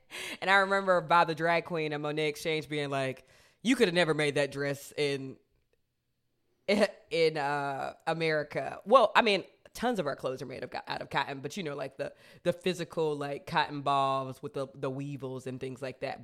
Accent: United States; I'm an American

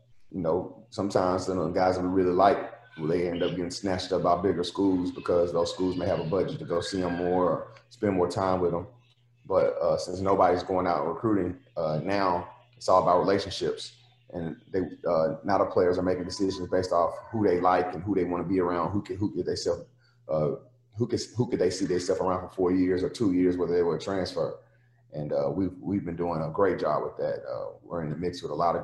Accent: Nashville, Tennessee, United States; I'm from Nashville, and be back in my own city, at a place that I adore so much growing up

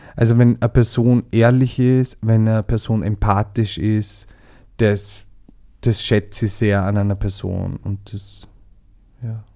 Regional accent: Southern Burgenland, Austria; moved away as an adult; now in Vienna, Austria; ich komme ja aus dem Südburgenland

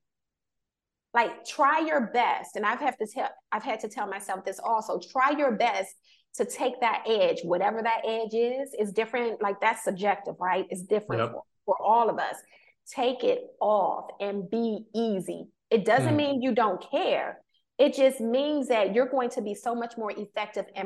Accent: Washington, District of Columbia, United States; me growing up in Washington, D.C., that's Chocolate City

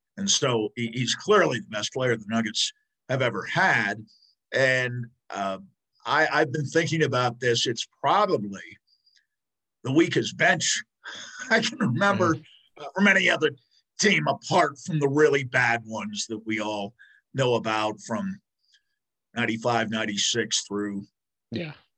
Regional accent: New York, United States; now in Denver, United States; I grew up in New York rooting for the Mets

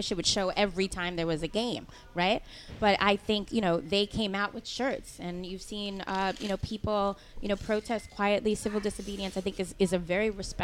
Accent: New York City, New York, United States; I'm born and raised in East Harlem, El Barrio, 41 years and counting.

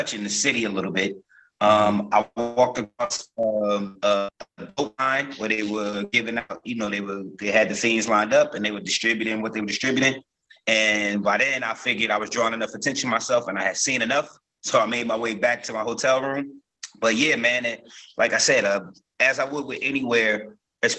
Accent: Newark, New Jersey, United States; I'm from Newark

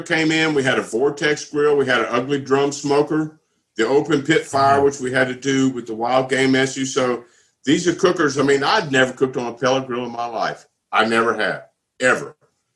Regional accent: Southwest Louisiana, United States; also born or lived in Florida; now in Georgia, United States; I'm from Southwest Louisiana

